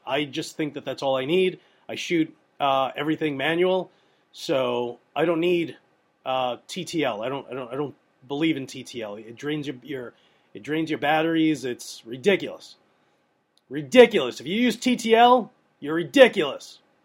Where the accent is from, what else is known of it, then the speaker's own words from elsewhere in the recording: New York, United States; I'm from New York